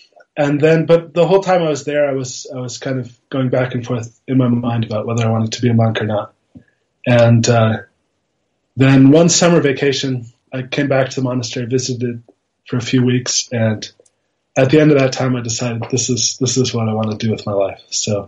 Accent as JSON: {"language": "English", "country": "Austria", "also_born_or_lived": "Italy", "said": "Austrian. My mother is American. My father's Austrian. My parents are academics, so we moved around a bit. I was born in Italy."}